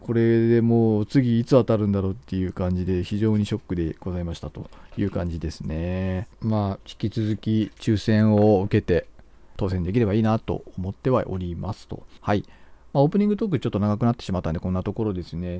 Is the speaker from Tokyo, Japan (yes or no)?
no; Hokkaido, Japan; 道民なんですけど